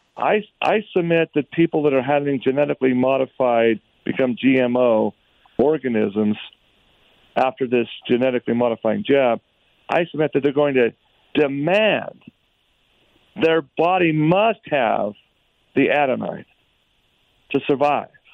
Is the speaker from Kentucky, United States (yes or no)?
no; Utah, United States; Utah, my home state